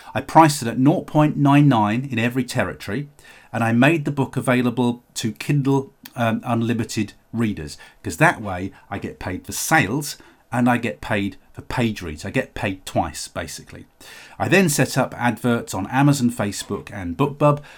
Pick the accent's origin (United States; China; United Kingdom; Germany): United Kingdom; the U K is my home country